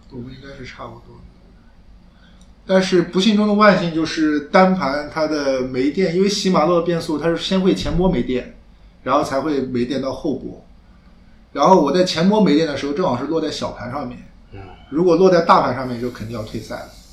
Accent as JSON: {"language": "Chinese", "region": "Anhui", "country": "China", "said": "开元龙跟我都是安徽人嘛"}